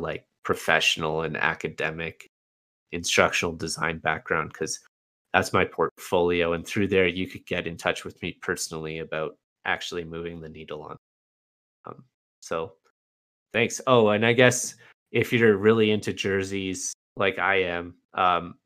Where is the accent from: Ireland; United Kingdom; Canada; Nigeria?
Canada; as a Canadian